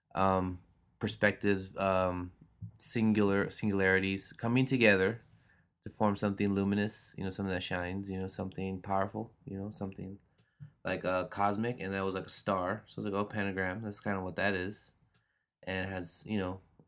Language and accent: English; Los Angeles, California, United States; I grew up here in Los Angeles